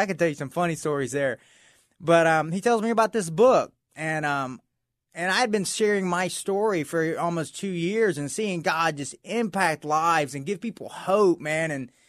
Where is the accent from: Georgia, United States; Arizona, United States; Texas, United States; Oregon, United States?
Georgia, United States; Atlanta; Yeah, I grew up in near Atlanta, Georgia.